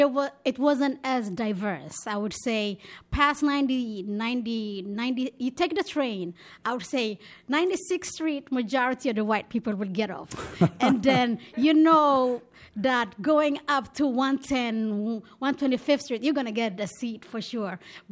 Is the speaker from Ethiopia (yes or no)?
yes; Ethiopia; also born or lived in Israel; now in New York, United States; which represents my upbringing, being Ethiopian, being Israeli, and now being New Yorker.